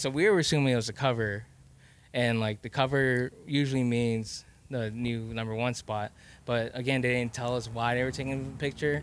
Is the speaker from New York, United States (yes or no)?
no; Texas, United States; I'm Laos and I'm also Texan at the same time.